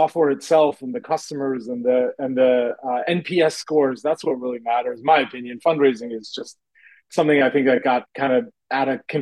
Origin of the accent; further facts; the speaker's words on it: Kingston, Rhode Island, United States; I grew up in Southern Rhode Island, near the University of Rhode Island. That's where I grew up, in Kingston.